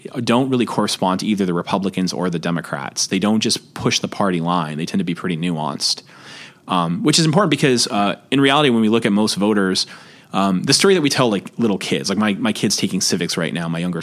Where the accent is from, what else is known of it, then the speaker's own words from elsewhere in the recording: Boston, Massachusetts, United States; I'm from Boston